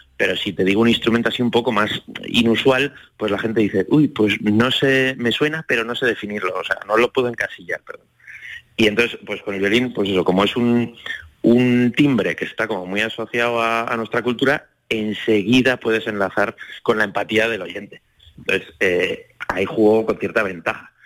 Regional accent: Zaragoza, Aragon, Spain; moved away as an adult; also born or lived in Madrid

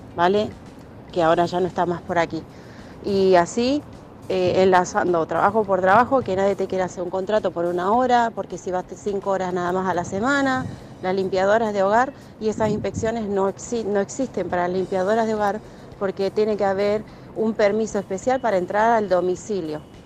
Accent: Málaga, Andalusia, Spain; soy de Málaga

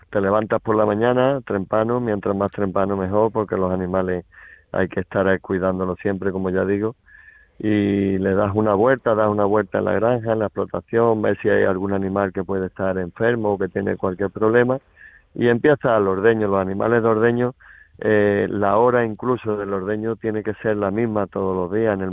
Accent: Sedella, Andalusia, Spain; Mira, yo estoy en la comarca de la Sarquía y mi pueblo es Sedella. Yo allí es donde tengo mi casa, mi familia y mi explotación. De allí soy y allí y allí estoy.

